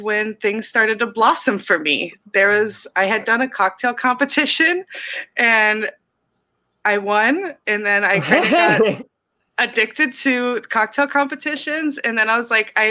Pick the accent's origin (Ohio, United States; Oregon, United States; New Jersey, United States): Ohio, United States; Cincinnati; moved away; also born or lived in Harlem, New York; I'm from Cincinnati, Ohio